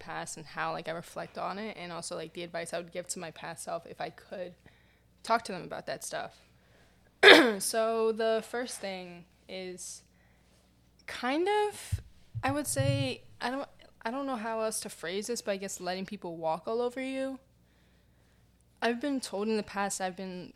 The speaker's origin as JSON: {"language": "English", "town": "New York City", "region": "New York", "country": "United States", "tie": "born or raised there", "said": "I live in New York, and I've lived in New York my entire life, and I grew up in New York City."}